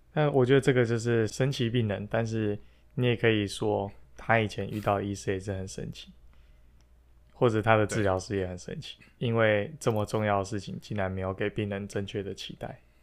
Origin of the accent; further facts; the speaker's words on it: Taiwan; moved away; 我是台湾人